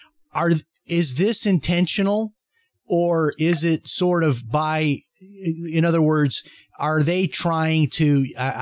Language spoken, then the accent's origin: English; Chicago, Illinois, United States; I grew up in Chicago